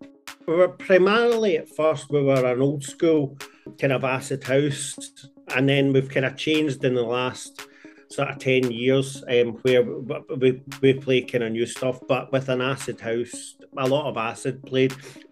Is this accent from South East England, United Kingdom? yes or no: no; Glasgow, Scotland, United Kingdom; I'm from Glasgow